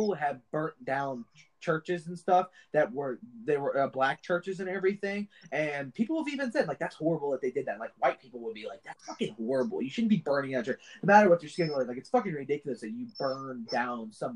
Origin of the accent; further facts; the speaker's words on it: United States; I'm American